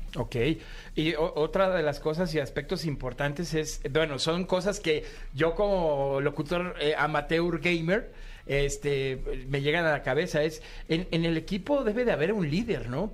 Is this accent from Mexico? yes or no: yes; Mexico; en México